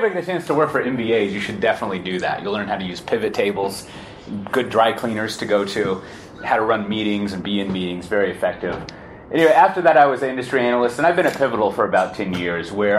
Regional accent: Austin, Texas, United States; moved away as an adult; now in Amsterdam, Netherlands; I was born in Austin, and I lived there all my life until August of last year when I moved to Amsterdam

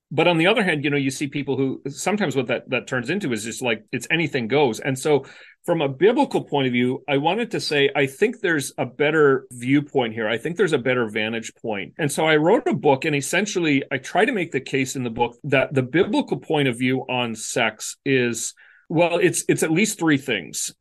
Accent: Canada; moved away as an adult; also born or lived in West Michigan; where I grew up in Canada

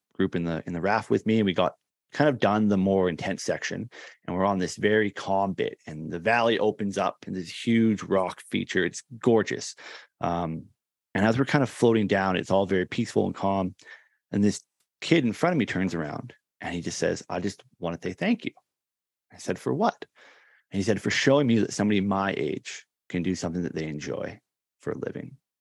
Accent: Canada; is actually here, uh, in Canada, in my hometown where I grew up.

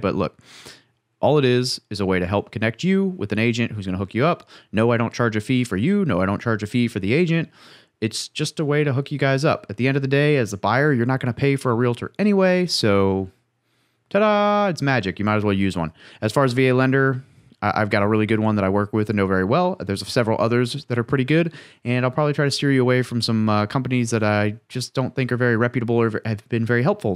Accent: Midwest, United States; I grew up in the Midwest

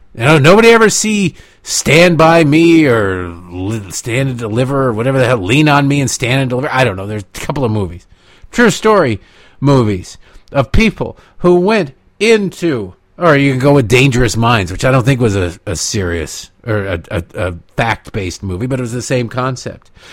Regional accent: United States; I'm an American

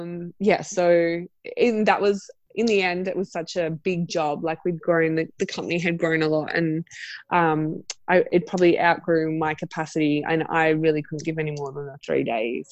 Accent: Central Coast, New South Wales, Australia; now in Sydney, Australia; I grew up on the Central Coast and I moved to Sydney

